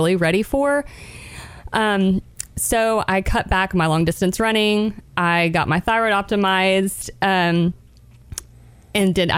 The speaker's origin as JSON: {"language": "English", "town": "Chattanooga", "region": "Tennessee", "country": "United States", "tie": "born or raised there", "also_born_or_lived": "Birmingham, Alabama", "said": "I grew up in Chattanooga"}